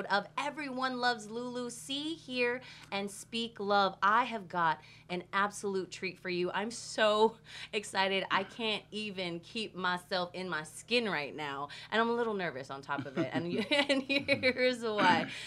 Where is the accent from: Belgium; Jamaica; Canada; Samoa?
Samoa; now in United States; even though I'm Samoan and I come from Samoa, when I moved to the States